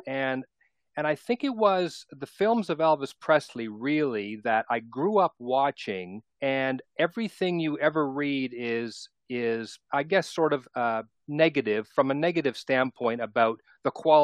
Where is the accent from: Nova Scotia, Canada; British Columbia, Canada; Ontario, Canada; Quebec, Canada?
Ontario, Canada; Toronto; I was born and raised in Toronto, and I'm still in Southern Ontario, not in Toronto anymore.